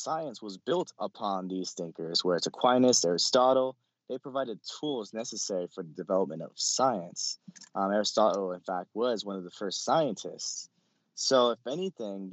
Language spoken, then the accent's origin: English; California, United States; I'm from California. So I had a lot of questions about different things. You know, California is very secular